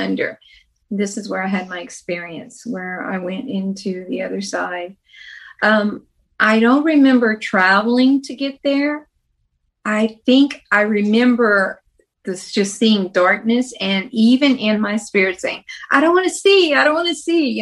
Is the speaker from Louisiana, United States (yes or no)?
yes; Louisiana, United States; We grew up in Louisiana when we were younger